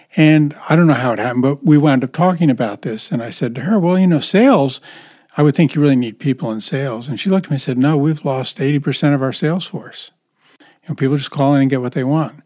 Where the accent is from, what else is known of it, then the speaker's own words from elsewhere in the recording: United States; I'm an American